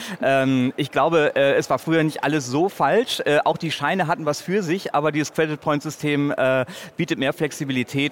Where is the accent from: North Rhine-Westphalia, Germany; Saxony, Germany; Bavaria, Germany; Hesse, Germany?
North Rhine-Westphalia, Germany; in meiner Heimatstadt an der Universität